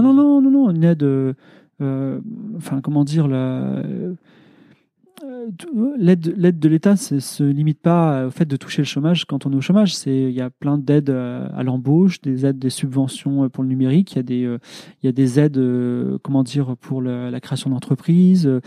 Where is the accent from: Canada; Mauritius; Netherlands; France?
France